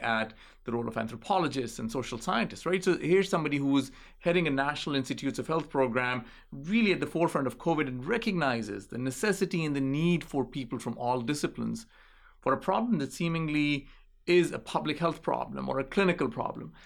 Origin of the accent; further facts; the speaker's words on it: Islamabad, Islamabad Capital Territory, Pakistan; moved away; I grew up in Islamabad